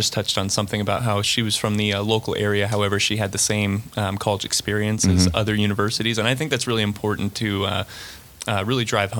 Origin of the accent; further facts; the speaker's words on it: Brevard County, Florida, United States; moved away as an adult; now in Pensacola, United States; I'm from Brevard County, so it's about 9 hours.